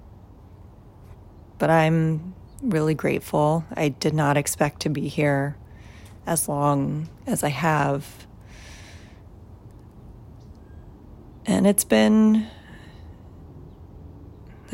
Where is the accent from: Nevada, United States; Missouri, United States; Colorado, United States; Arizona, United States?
Arizona, United States; Tucson; moved away; growing up in Tucson, very middle class